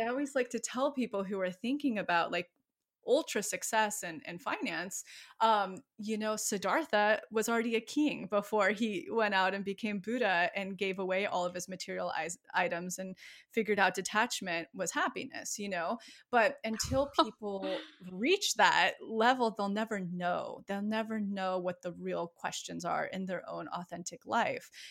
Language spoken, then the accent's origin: English; outside of Yosemite, California, United States; moved away; my hometown outside of Yosemite